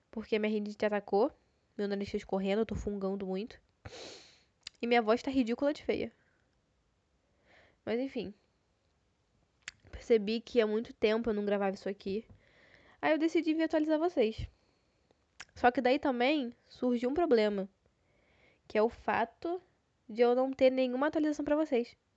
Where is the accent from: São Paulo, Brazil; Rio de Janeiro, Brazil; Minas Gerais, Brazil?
Rio de Janeiro, Brazil; Visto que eu sou carioca e o Rio de Janeiro tá passando por uma nevasca